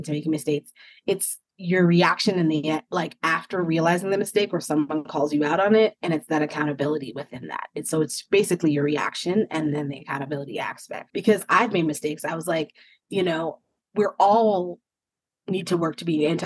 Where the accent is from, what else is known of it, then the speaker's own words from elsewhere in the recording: United States; also born or lived in South Africa; growing up in the States